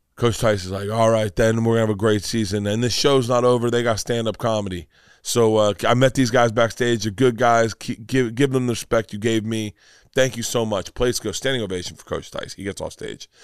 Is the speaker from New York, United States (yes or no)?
no; Tampa, Florida, United States; I never grew up being proud of Tampa